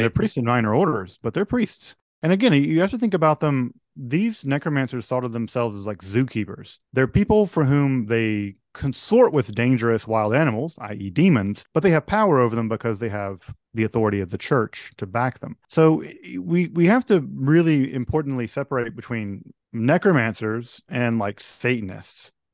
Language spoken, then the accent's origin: English; Mississippi, United States; a fellow, uh, Mississippian, I'm from Mississippi